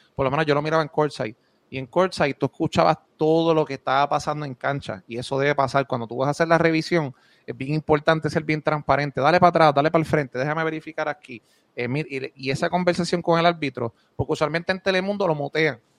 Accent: Moca, Puerto Rico; also born or lived in United States; Yo soy de Moca

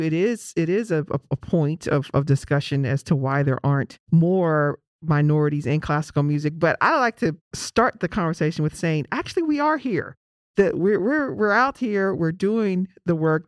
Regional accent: Pittsburgh, Pennsylvania, United States; growing up in Pittsburgh, my beloved city of Pittsburgh

